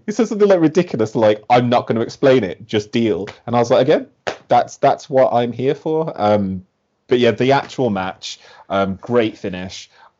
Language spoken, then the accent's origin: English; Birmingham, West Midlands, United Kingdom; so like Pete Dunne's from Birmingham, yeah? I am also from Birmingham.